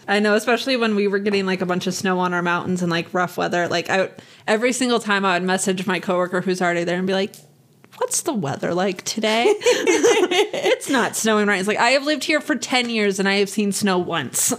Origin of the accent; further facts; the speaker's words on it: Nevada, United States; we were raised in Nevada